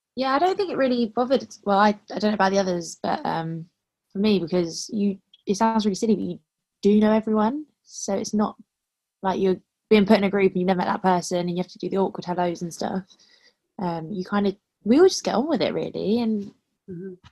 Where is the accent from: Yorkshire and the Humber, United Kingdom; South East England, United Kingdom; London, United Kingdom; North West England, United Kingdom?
London, United Kingdom; I'm from London